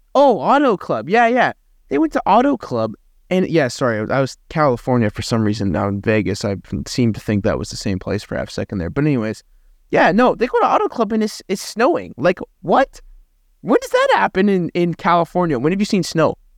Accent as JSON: {"language": "English", "country": "Canada", "said": "as a Canadian"}